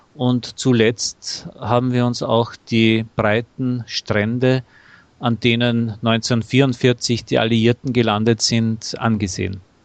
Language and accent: German; Austria; nach Österreich zurückfuhr, ja. merkte ich, ähm, wie sehr ich mich doch nach meiner Heimat sehnte